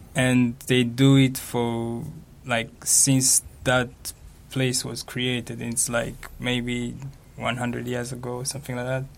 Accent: Rwanda; moved away as an adult; now in Japan; I'm from Rwanda

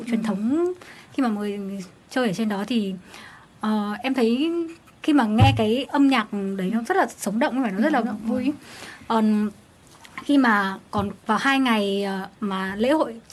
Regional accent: Phú Thọ, Vietnam; mình quê ở Phú Thọ thì ở đấy có nổi tiếng với lễ hội đền Hùng

